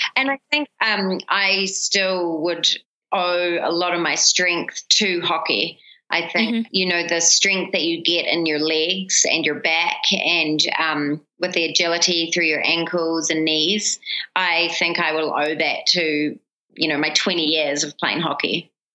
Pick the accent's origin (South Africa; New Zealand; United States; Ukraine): New Zealand; born or raised there; moved away; also born or lived in Papua New Guinea